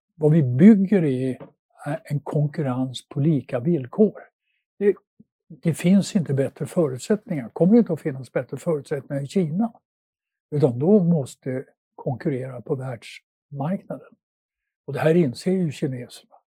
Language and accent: Swedish; Luleå, Norrbotten County, Sweden; moved away; also born or lived in Netherlands; där jag växte upp i Luleå